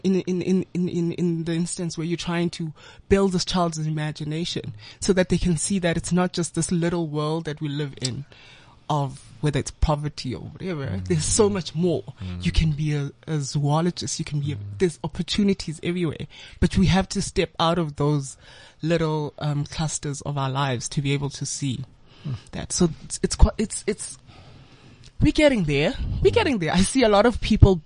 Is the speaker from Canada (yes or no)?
no; Soweto, Gauteng, South Africa; having grown up in a bit of like Soweto, a huge part of my life in Soweto